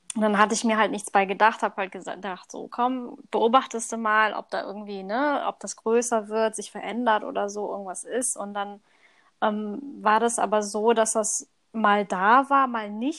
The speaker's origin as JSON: {"language": "German", "country": "Thailand", "moved": "yes", "said": "Also ursprünglich komme ich aus Thailand"}